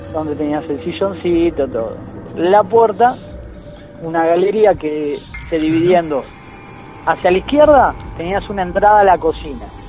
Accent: Mar del Plata, Buenos Aires Province, Argentina; mis viejos vivíamos en Capital, yo nací acá en Mar del Plata. Nos mudamos a Capital cuando yo tenía dos años. Eh, vivimos hasta el año 89 en Capital. Volvimos a Mar del Plata

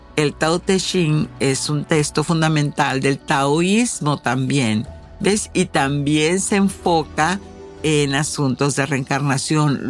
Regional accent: Mexico; como buena mexicana

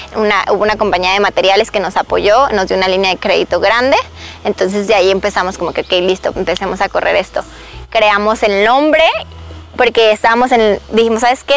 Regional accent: Mexico; first language Spanish; now in United States; este no es mi país, yo soy mexicana. Y yo voy a México, hablo mi idioma y me entienden

